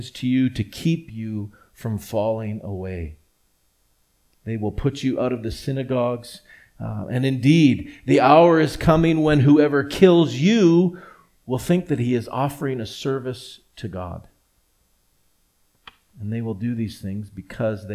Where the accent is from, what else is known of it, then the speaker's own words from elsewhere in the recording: Edmonton, Alberta, Canada; also born or lived in Vancouver; grow up not only in the same church, the same community, actually in the very same house